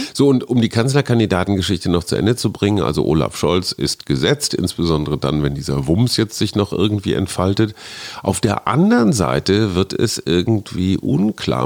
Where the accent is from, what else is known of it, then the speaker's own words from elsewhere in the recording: Münster, North Rhine-Westphalia, Germany; now in Berlin, Germany; meiner Heimatstadt Münster